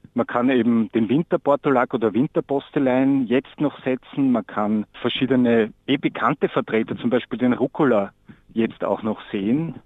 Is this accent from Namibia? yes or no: no; Austria; bei uns in Österreich